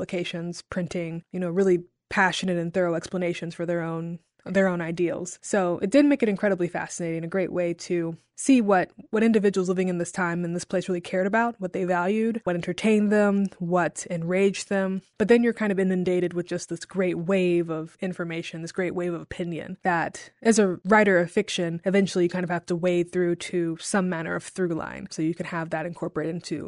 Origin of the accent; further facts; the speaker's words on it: Jackson, Tennessee, United States; also born or lived in Chicago; now in Memphis, United States; Well, I grew up in Jackson, Tennessee, which is about an hour outside of Memphis, and that's where I lived most of my life, all the way up until college